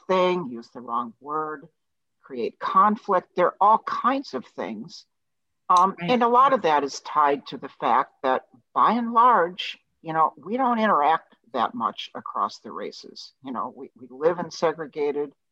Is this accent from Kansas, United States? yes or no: no; Brooklyn Center, Minnesota, United States; I grew up in Brooklyn Center, Minnesota